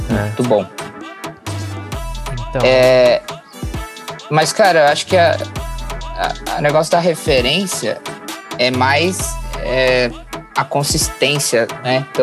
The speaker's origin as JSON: {"language": "Portuguese", "town": "Piracicaba", "region": "São Paulo", "country": "Brazil", "tie": "born or raised there", "also_born_or_lived": "São Roque", "said": "eu sou de São Roque, interior de São Paulo, mas eu, minha família mudou pra Piracicaba depois. Então meio que sou de Piracicaba."}